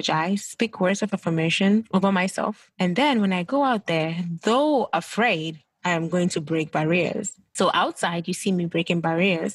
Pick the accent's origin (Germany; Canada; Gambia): Gambia; moved away as an adult; also born or lived in Ghana / United Kingdom; now in United States; I am originally from Ghana, but grew up in the Gambia or West Africa